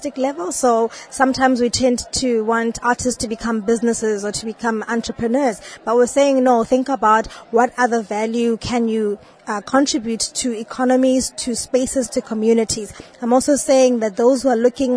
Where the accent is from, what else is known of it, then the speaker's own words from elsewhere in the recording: South Africa; I am from South Africa